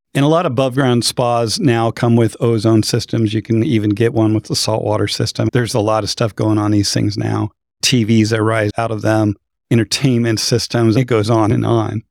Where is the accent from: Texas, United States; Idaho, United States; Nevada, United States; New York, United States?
Idaho, United States; I grew up in Idaho